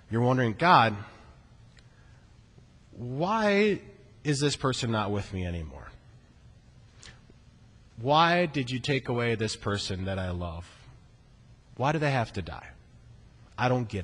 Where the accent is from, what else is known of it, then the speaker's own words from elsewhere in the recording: Iowa, United States; growing up in Iowa, working really boring jobs like on the mink farm